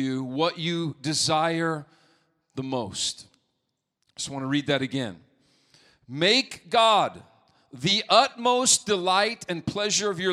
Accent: Montana, United States; moved away; growing up in Montana

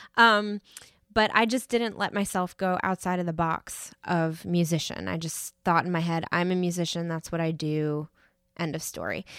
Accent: New York, United States; moved away; I grew up in New York and the school system up there is very arts driven

